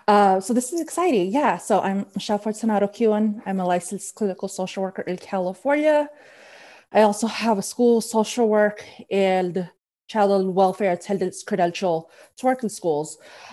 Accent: Philippines; So I'm Filipino. I haven't seen a lot of people who look like me in the field. And therapy is taboo in my community.

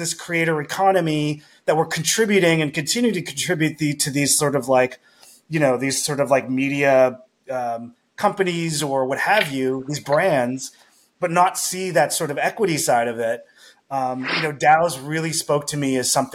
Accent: Montreal, Quebec, Canada; I'm from Montreal, very culture heavy city

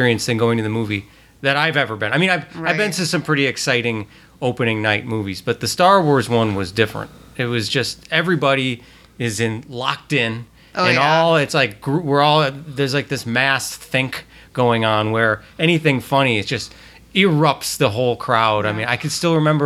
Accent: Peru, Illinois, United States; we're all Peru natives

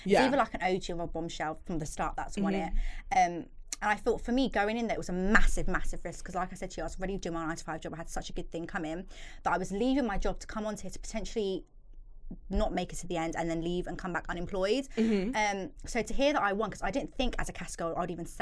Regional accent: Trinidad & Tobago; Trini girl

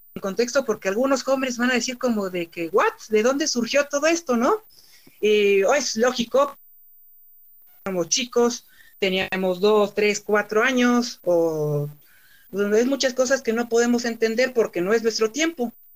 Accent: Mexico; porque somos mexicanos

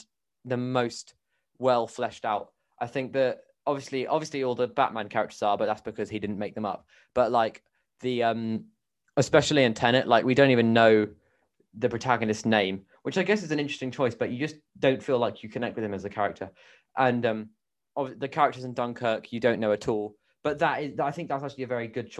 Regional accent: New Zealand; I'm a New Zealander myself

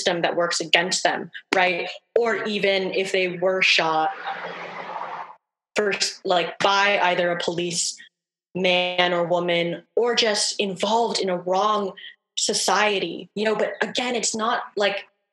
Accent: New Haven, Connecticut, United States; I grew up in urban poverty in lower class New Haven, Connecticut

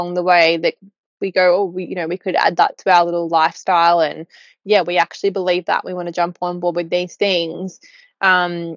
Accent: Newcastle, New South Wales, Australia; moved away as an adult; I'm from Newcastle originally

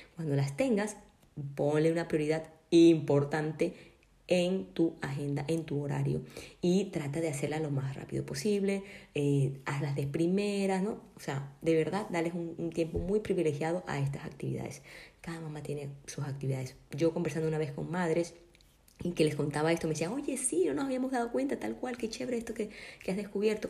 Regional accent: Colombia; now in Ecuador; yo por ejemplo vivo acá en Ecuador, yo soy de Colombia, no tengo a mi familia

